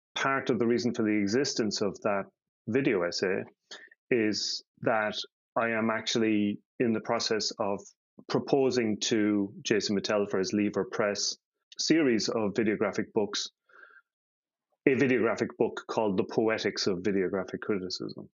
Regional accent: Ireland; now in Denmark; I grew up in Catholic Ireland

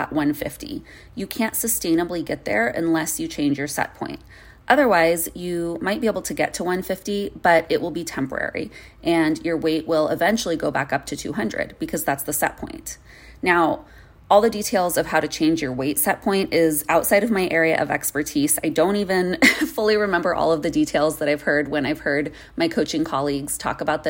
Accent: Arizona, United States; moved away; I grew up in Arizona and I lived there for really most of my life

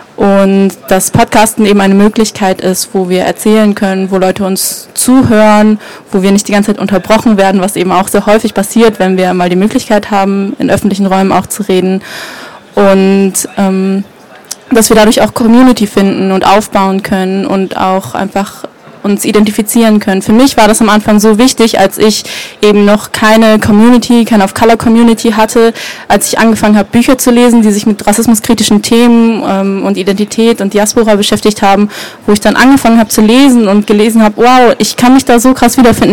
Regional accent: Germany; Menschen wie wir als Deutsche

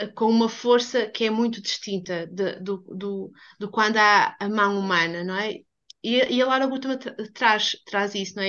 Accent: Portugal; eu sou portuguesa

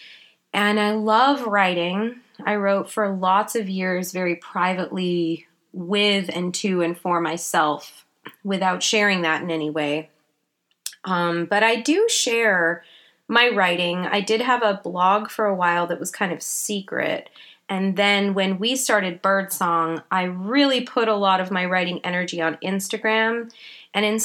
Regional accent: Vancouver Island, British Columbia, Canada; also born or lived in England; I was born in England, but I grew up on Vancouver Island in Canada

